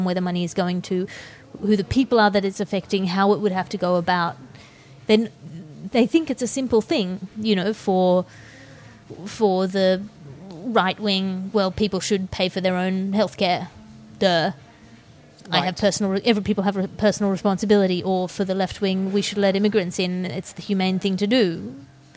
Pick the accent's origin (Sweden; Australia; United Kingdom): Australia; I think I'm Australian. Everything I've ever experienced has told me I'm Australian.